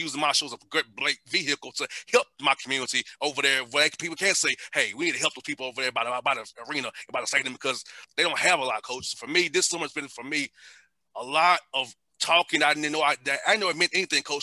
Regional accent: Atlanta, Georgia, United States; growing up in Atlanta, not having much, being poor

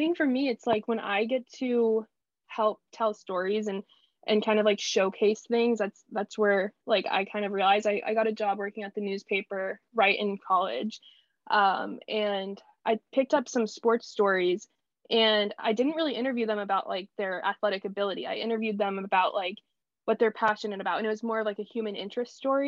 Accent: Wichita, Kansas, United States; moved away; I thought I was settling at the time for staying in my hometown, and went to Wichita State

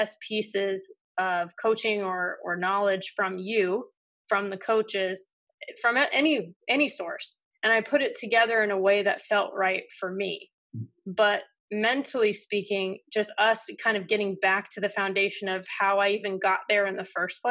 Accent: Southern California, United States; Growing up in Southern California

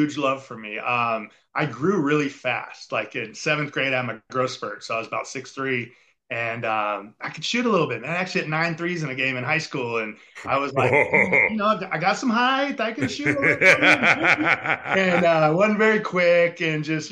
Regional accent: Mission Viejo, California, United States; I grew up in Southern California and got drafted by the Minnesota Twins out of high school

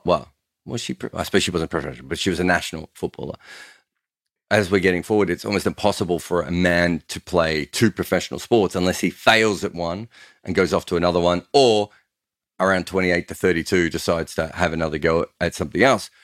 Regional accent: Australia; I grew up in Australia when one day cricket had much better crowds

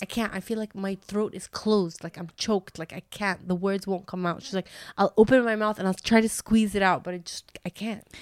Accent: Canada; I grew up in Canada

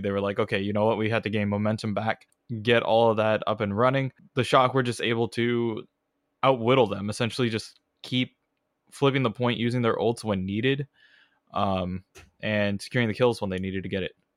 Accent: California, United States; accent: thick Californian; I have the thick, you know, Californian accent

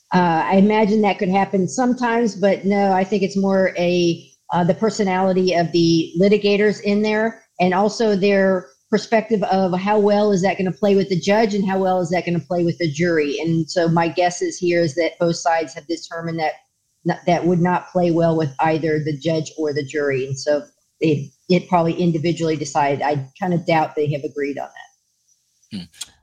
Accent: Florida, United States; I grew up in Florida, was a police officer in Florida

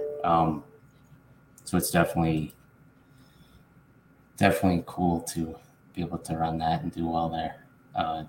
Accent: Illinois, United States; I'm from Illinois

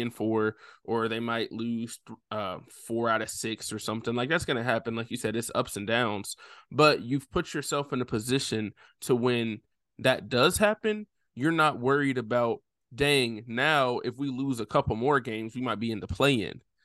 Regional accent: Nashville, Tennessee, United States; I'm not from Memphis. I grew up right outside of Nashville

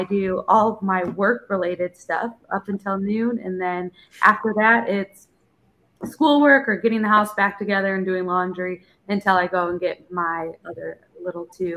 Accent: Chicago, Illinois, United States; moved away as an adult; I'm from Chicago

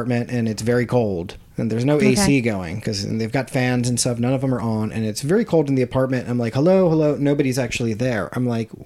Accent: Harrisburg, Pennsylvania, United States; Harrisburg, Pennsylvania, or just outside of it

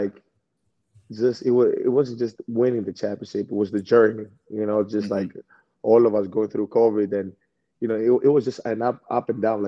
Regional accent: Greece; now in Milwaukee, United States; we came from Greece

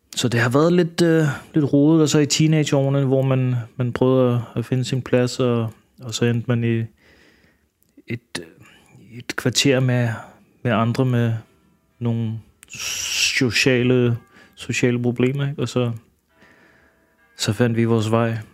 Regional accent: Denmark; also born or lived in Manila, Philippines; Og så kom jeg til Danmark, da jeg var et eller to år gammel

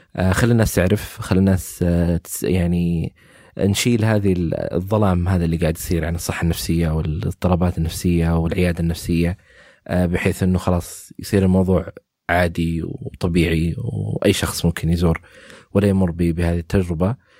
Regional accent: Saudi Arabia; عندنا في السعوديه

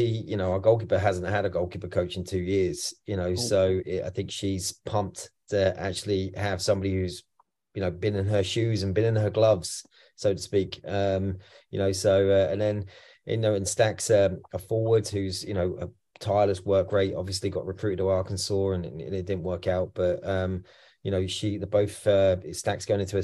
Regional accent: England, United Kingdom; accent: English; now in Troy, United States; obviously I'm English

